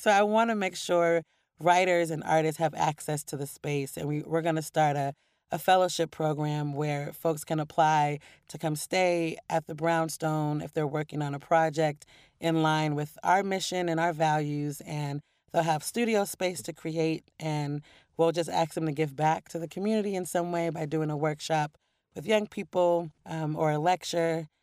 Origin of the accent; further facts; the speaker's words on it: Portland, Oregon, United States; moved away; also born or lived in New York; growing up in Portland and loving poetry as a kid